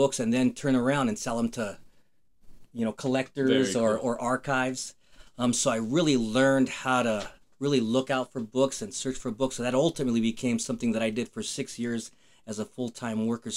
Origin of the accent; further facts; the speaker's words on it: Fort Lupton, Colorado, United States; also born or lived in Denver, Colorado; Grew up in Fort Lupton, Colorado. I was born in Denver, Colorado, lived in Fort Lupton until I was 36